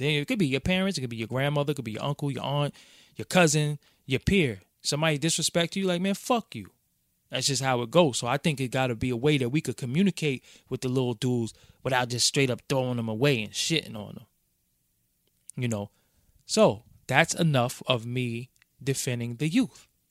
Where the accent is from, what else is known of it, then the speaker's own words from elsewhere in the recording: New York City, New York, United States; I'm from Brooklyn